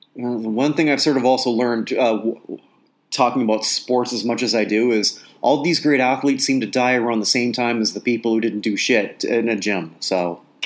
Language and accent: English; Toronto, Ontario, Canada; I grew up in Toronto